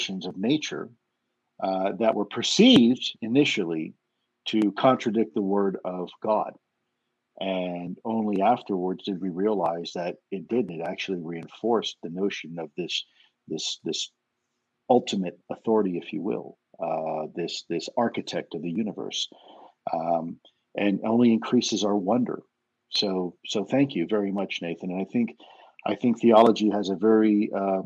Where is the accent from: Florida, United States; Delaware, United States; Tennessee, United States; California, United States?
Florida, United States; Miami; growing up in Miami